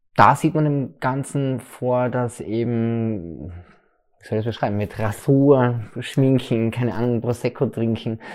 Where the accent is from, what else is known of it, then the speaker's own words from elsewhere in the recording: Leibnitz, Styria, Austria; now in Graz, Austria; ich komme ursprünglich aus der Südsteiermark, aus dem schönen Leibniz